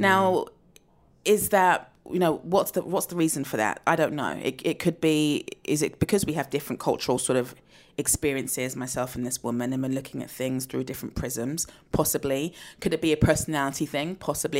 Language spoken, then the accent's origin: English; United Kingdom; I'm a black British woman